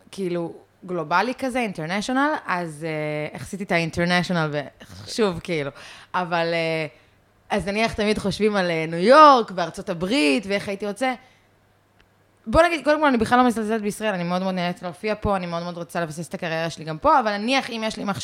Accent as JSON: {"language": "Hebrew", "region": "London", "country": "United Kingdom", "tie": "born there", "said": "אני נולדתי בלונדון. אה, והמשפחה שלי אה, מסקוטלנד גם, וכאלה."}